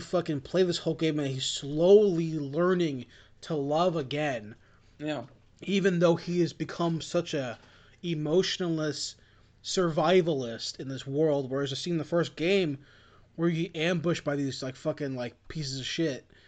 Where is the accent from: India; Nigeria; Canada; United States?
United States; I am Asian American